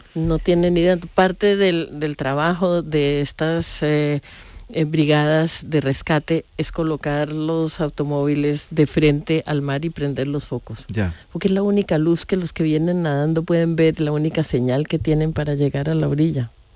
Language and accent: Spanish; Colombia; yo soy colombiana